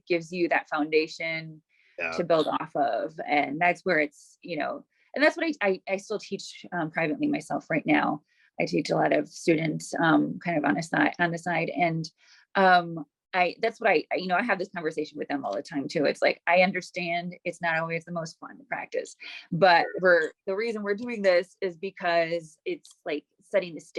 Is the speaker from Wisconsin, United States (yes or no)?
yes; Wauwatosa, Wisconsin, United States; also born or lived in Milwaukee; I grew up in mostly Wauwatosa, on the east side of Wauwatosa, and I now live on the west side of Wauwatosa